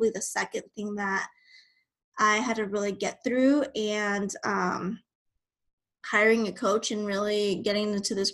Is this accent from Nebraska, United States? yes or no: yes; Nebraska, United States; moved away as an adult; now in Texas, United States; originally I'm from Nebraska. I was raised there and I made a move to Texas in 2018.